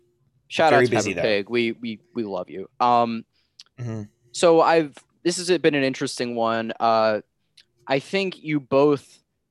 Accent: Akron, Ohio, United States; In this case, I am from Akron, Ohio.

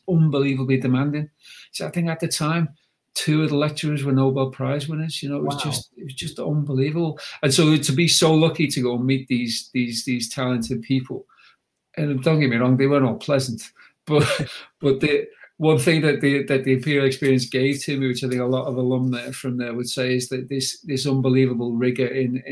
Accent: Huyton, North West England, United Kingdom; moved away as an adult; also born or lived in Cambridge / Oxford / Zurich; I'm a lad, I'm from Highton, I'm from a council estate

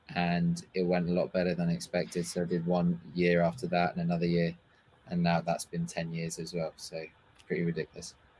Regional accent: Paris, Île-de-France, France; also born or lived in London / England; now in Berlin, Germany; I was born in London. Um, however, I was raised in Paris, in France for, um, most of my childhood. And then I was moved back to England

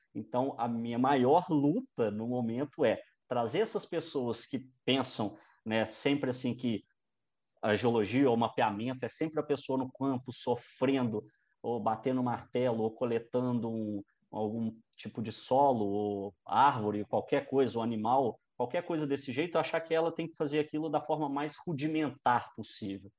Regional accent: Barbacena, Minas Gerais, Brazil; also born or lived in Paracatu; eu nasci em Paracatu, uma cidade no noroeste de Minas, e depois eu fui muito jovem para Barbacena. Uhum. Então, fui criado em Barbacena

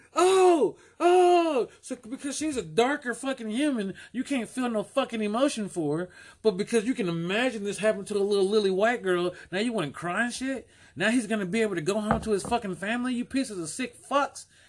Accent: United States; we're Americans

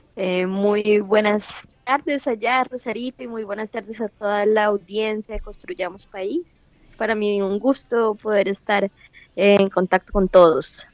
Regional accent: Colombia; mi experiencia como colombiana

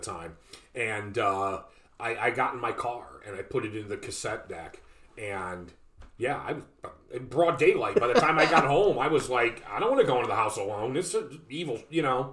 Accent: Northeast Ohio, United States; we're from we're from Northeast Ohio

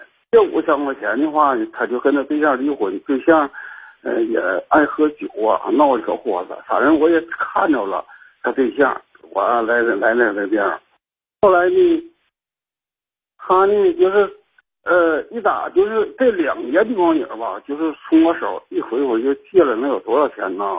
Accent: Shenyang, Liaoning, China; 我家是沈阳的，

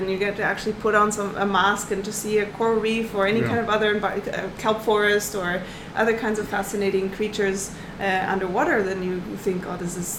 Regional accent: Southern Germany, Germany; born there; Actually, I come from a landlocked place. So I was born in Germany.

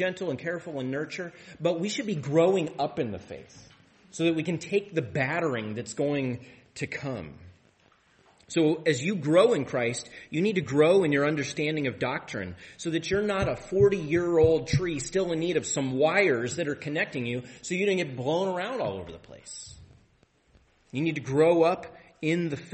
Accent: Tri-Cities, Washington, United States; I grew up in the Tri-Cities

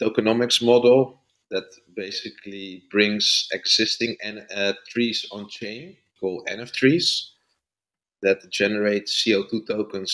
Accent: Netherlands; I'm from the Netherlands

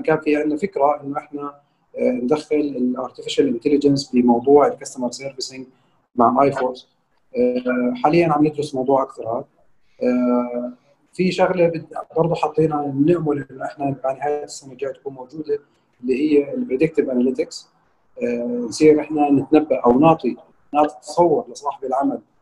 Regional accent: Jordan; عندنا في الاردن

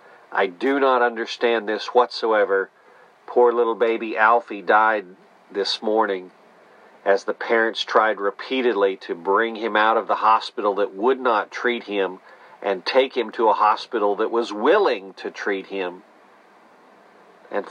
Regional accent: Netherlands; now in Houston, United States; as I celebrate my Dutch history. And sure enough, King's Day. Midnight and I came from the Netherlands to America. We live now in Houston here.

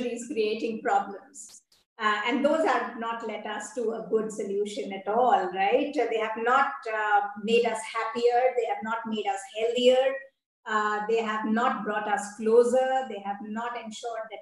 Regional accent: India; I'm Indian

